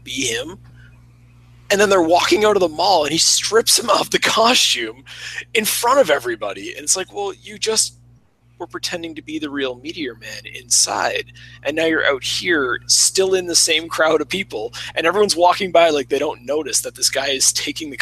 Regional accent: Canada; I'm from Canada

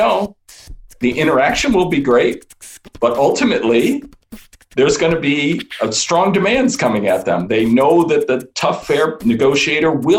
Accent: Chicago, Illinois, United States; moved away as an adult; also born or lived in Boston; I grew up in Chicago as the oldest of three sons of two academics.

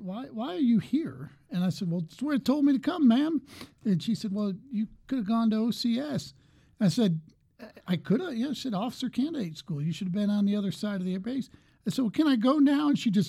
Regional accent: New York, United States; moved away as an adult; also born or lived in England / Albuquerque, New Mexico; I grew up in New York

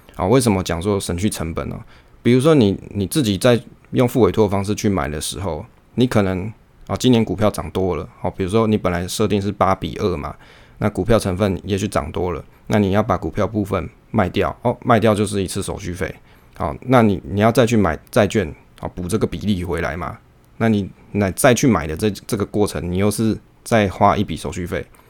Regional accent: Taiwan; 我们身为台湾人

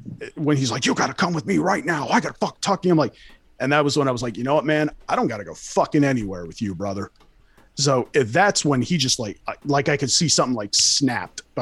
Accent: California, United States; I'm from California. I used to see this shit all the fucking time.

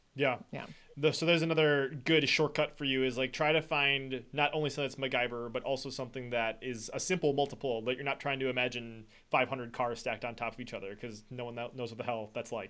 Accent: Wisconsin, United States; I'm from Wisconsin

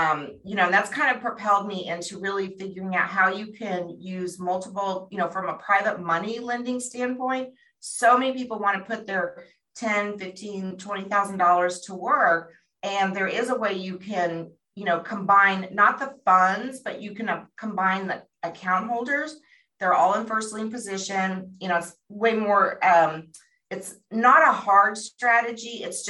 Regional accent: Phoenix, Arizona, United States; I had no background. We came from Phoenix, Arizona.

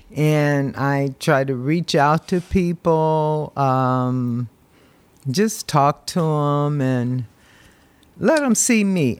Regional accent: Berkeley, California, United States; also born or lived in San Jose, California; I'm from Berkeley, California.

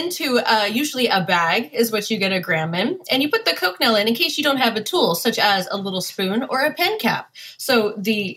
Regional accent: Los Angeles, California, United States; Born and raised in LA. I'm a SoCal girl.

